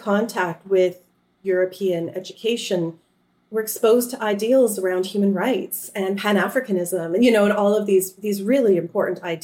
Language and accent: English; Canada; I come from Canada